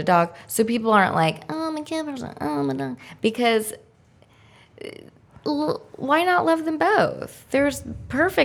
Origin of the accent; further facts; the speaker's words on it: Indianapolis, Indiana, United States; I grew up in Indianapolis